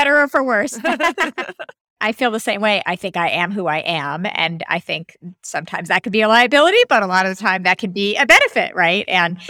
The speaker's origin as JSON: {"language": "English", "region": "New York", "country": "United States", "said": "being a New Yorker"}